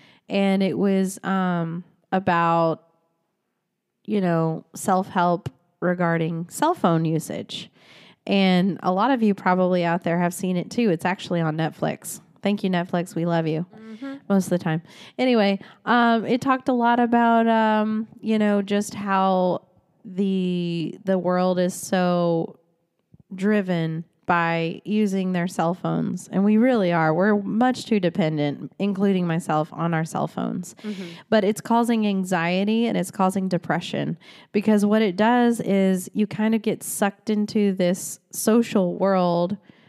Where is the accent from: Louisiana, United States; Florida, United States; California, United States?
Florida, United States; We are both Floridians, by the way. We grew up in Florida most of our lives.